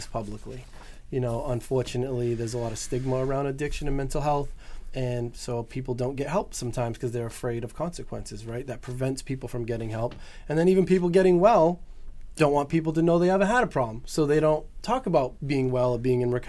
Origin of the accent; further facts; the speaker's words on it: New Bedford, Massachusetts, United States; I grew up in New Bedford, very diverse community